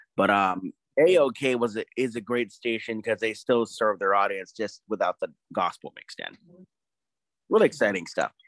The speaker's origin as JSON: {"language": "English", "area": "Tampa Bay", "region": "Florida", "country": "United States", "tie": "born or raised there", "also_born_or_lived": "Atlanta, Georgia", "moved": "yes"}